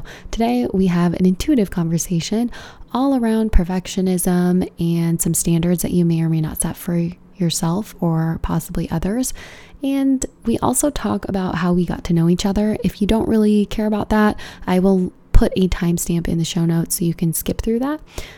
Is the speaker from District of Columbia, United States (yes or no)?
no; California, United States; Just Southern California, plain and simple. Born and raised my whole life.